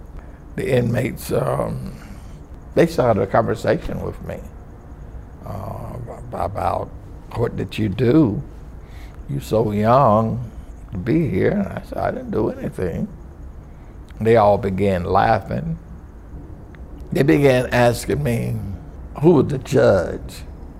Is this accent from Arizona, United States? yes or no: no; Milwaukee, Wisconsin, United States; born there; I was born in Milwaukee, Wisconsin.